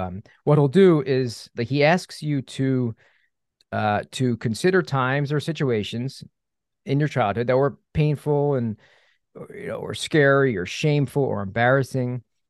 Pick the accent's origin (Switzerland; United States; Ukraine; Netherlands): United States; Philadelphia, Pennsylvania; So, you know, I grew up in the Philadelphia area, Philadelphia suburbs.